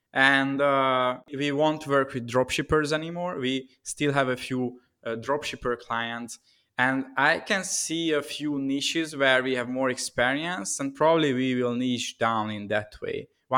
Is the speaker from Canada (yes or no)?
no; Budapest, Hungary; English is a second language; So I'm originally from Hungary, Budapest. And during COVID times, I'm here at my home city.